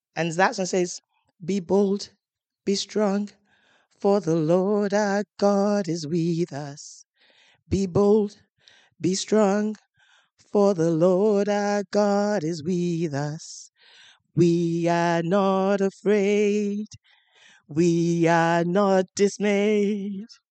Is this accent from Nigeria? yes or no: yes; Nigeria; moved away as an adult; now in United Kingdom; I'm coming from Nigeria